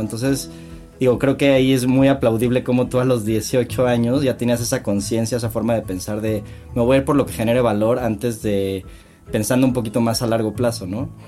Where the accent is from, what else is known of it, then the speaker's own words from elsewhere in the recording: Cuernavaca, Morelos, Mexico; los tres crecimos juntos en Cuernavaca